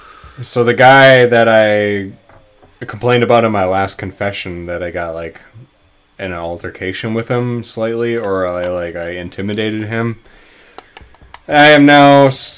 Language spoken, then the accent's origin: English; Wisconsin, United States; And we say ope because we're from Wisconsin